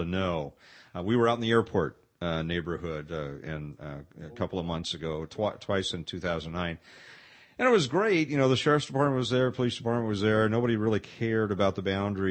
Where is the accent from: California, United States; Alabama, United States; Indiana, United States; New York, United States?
California, United States; Pasadena; moved away; I come from Pasadena